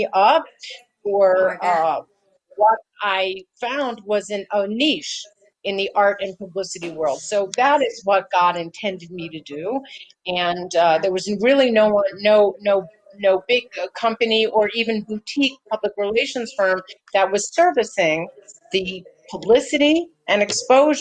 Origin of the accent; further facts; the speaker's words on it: Los Angeles, California, United States; I grew up in Los Angeles